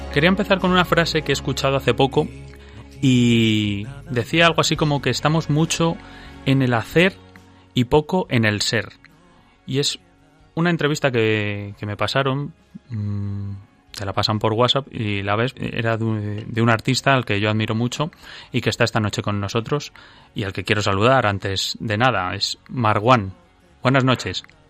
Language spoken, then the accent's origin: Spanish; Madrid, Community of Madrid, Spain; que habla de Madrid, que es mi pueblo y el suyo